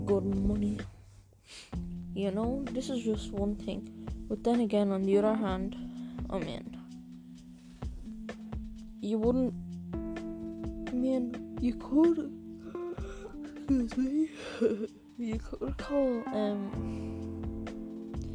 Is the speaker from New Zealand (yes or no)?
no; Ireland; I'm from Ireland, I am 13